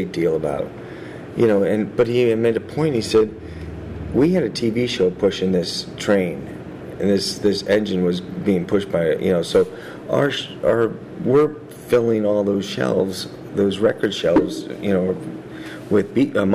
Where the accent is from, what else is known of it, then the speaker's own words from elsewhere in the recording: United States; we're American